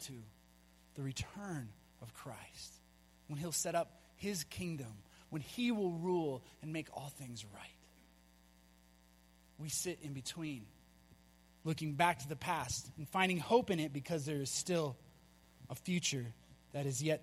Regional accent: Minnesota, United States; moved away as an adult; also born or lived in Colorado; We're from Minnesota

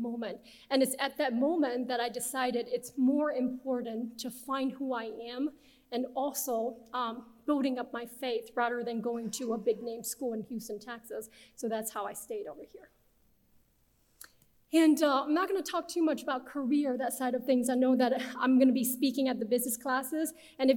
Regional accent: Beijing, China; English is a second language; moved away as an adult; also born or lived in Nebraska, United States; now in United States; I'm originally from Beijing, China, and came to the US as an international transfer student

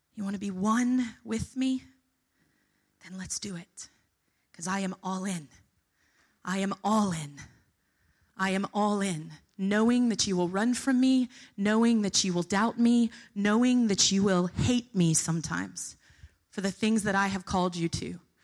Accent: the South, United States; moved away as an adult; I'm from the South, not from the North

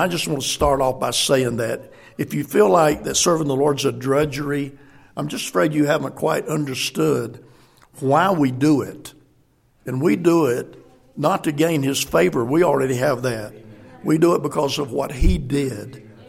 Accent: South Carolina, United States; moved away as an adult; also born or lived in Sahara, Africa; we grew up in South Carolina

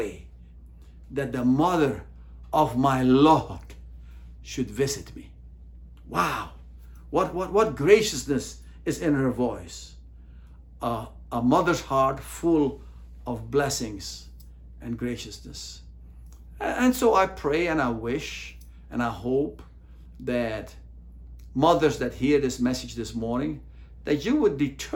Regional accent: United States; As American Christians

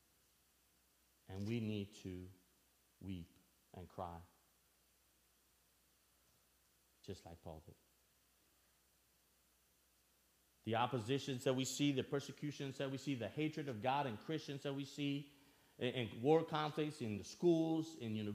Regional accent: Albania; now in United States; I'm originally from Albania. For those of you that don't know me, I grew up in Albania and moved to the States in 1996

